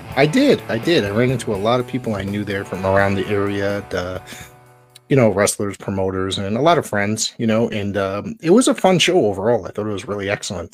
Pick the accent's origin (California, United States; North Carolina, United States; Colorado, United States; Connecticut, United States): Connecticut, United States; Woodbridge; I grew up in Woodbridge, Connecticut.